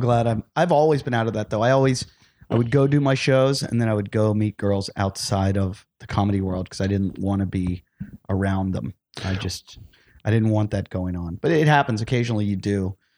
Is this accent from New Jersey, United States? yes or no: no; Pittsburgh, Pennsylvania, United States; moved away; I grew up in Pittsburgh